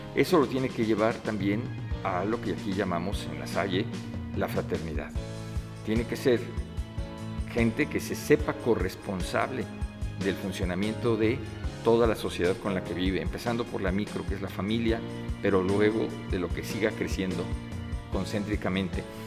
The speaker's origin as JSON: {"language": "Spanish", "region": "Mexico City", "country": "Mexico", "tie": "born or raised there", "also_born_or_lived": "Uruapan, Michoacán", "said": "soy nacido en la Ciudad de México, pero mi familia habitaba en ese momento en Michoacán, somos de origen michoacano y potosino, y eh, nací accidentalmente en esa ciudad"}